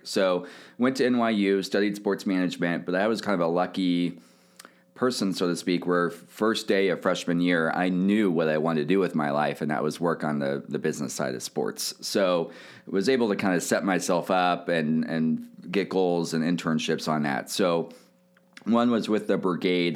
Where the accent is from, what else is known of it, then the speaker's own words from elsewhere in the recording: Kansas City, Missouri, United States; also born or lived in New York; I grew up in Kansas City